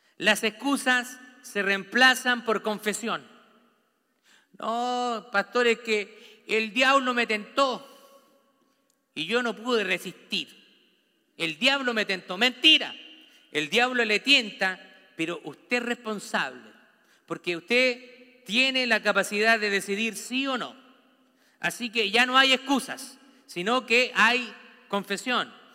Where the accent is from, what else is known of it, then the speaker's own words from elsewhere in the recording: Santiago, Santiago Metropolitan Region, Chile; now in United States; Yo nací en, en Santiago de Chile. Vivo en una cultura americana